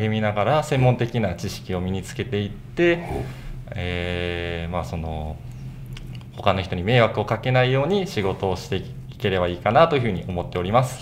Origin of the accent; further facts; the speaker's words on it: Kakogawa, Hyogo, Japan; はい、加古川市です。